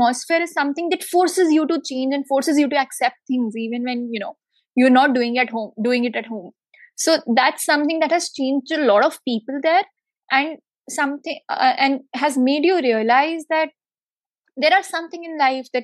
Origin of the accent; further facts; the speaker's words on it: Delhi, India; I am born and brought up in Delhi